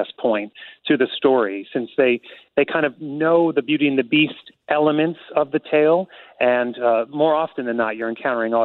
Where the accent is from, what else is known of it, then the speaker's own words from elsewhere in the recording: United States; As an American